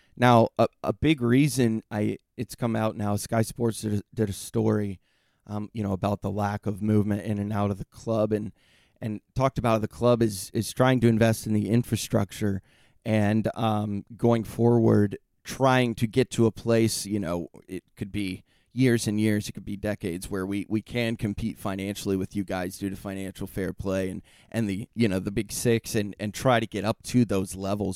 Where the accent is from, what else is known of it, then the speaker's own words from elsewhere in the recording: United States; now in San Diego, United States; as an American